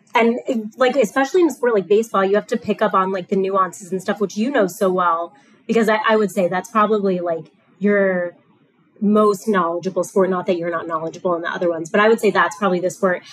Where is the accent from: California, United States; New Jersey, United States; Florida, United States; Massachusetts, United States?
Florida, United States; South; moved away; I grew up in South Florida